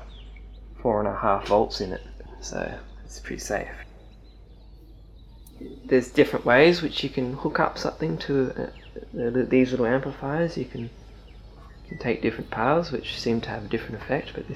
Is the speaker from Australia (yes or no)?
yes; Sydney, New South Wales, Australia; growing up in Bondi with Vaucluse up the road